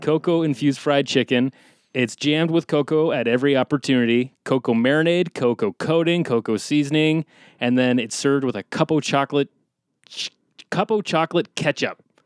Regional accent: Canada; We're Canadian

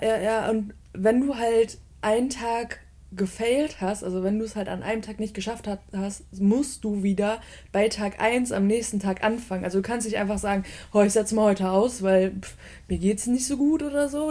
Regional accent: Bottrop, North Rhine-Westphalia, Germany; moved away as an adult; also born or lived in Aachen; now in Cologne, Germany; ich bin im Ruhrgebiet groß geworden, in, in einem kleinen Kaff, das nennt sich Bottrop

